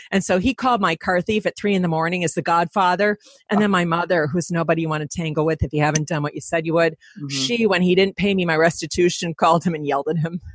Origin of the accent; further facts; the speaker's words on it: Detroit, Michigan, United States; I'm from Detroit